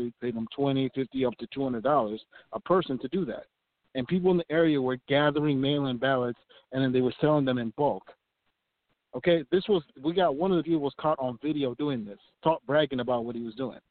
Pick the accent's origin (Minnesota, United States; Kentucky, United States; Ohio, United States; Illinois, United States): Minnesota, United States; Minneapolis; the area of Minneapolis where I'm from